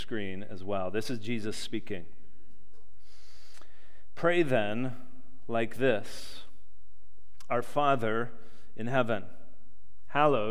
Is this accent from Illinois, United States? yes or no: yes; Chicago, Illinois, United States; growing up in Chicagoland